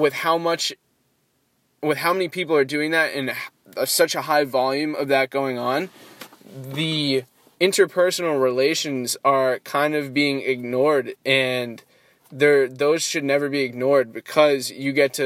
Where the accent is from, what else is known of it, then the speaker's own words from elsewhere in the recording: East Coast, United States; moved away as an adult; I am from the East Coast, I don't have any connections out here